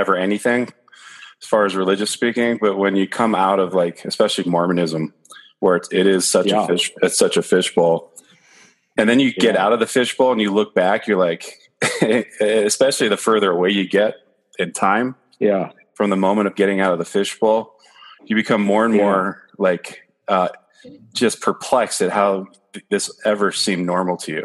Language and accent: English; San Gabriel Valley, California, United States; I grew up in the sister San Gabriel Valley